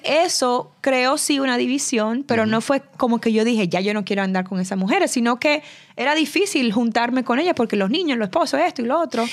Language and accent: Spanish; Santo Domingo, Distrito Nacional, Dominican Republic; moved away; con las que yo crecí en Santo Domingo